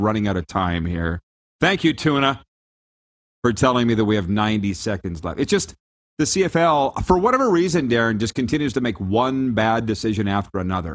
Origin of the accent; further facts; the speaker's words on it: Regina, Saskatchewan, Canada; I'm from Canada, specifically Regina, Saskatchewan.